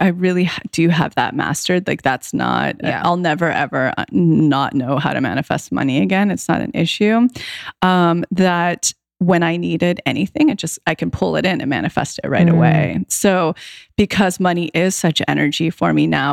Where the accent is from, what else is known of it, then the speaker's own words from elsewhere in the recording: right outside of Yosemite, California, United States; moved away; my hometown, which is right outside of Yosemite